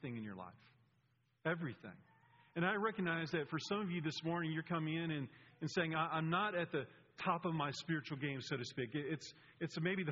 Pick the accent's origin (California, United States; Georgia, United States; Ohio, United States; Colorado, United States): Georgia, United States; Atlanta; I'm from Atlanta, and I went to Furman University